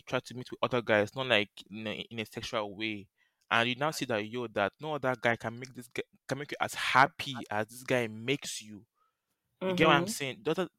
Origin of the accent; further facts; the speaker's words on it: Ashanti, Ghana; I'm Ghanaian. I'm from Ashanti.